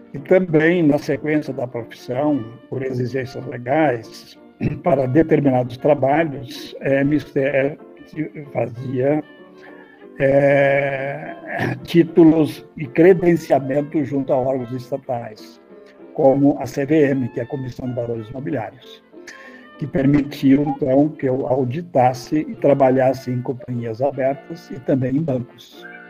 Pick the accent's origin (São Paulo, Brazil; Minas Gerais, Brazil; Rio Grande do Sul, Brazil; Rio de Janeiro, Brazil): Rio Grande do Sul, Brazil; Estrela; also born or lived in Porto Alegre / Manaus; eu sou natural de Estrela, é, no centro do estado do Rio Grande do Sul. É, em 1960, eu me mudei para Porto Alegre